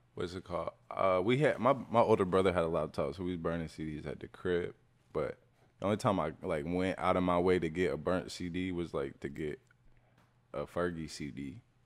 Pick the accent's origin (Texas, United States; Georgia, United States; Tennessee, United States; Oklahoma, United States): Georgia, United States; Kennesaw; I'm from Kennesaw